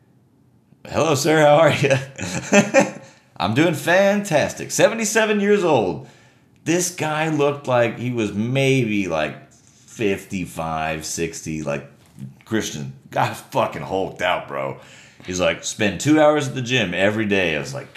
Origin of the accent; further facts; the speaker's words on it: United States; I'm an American.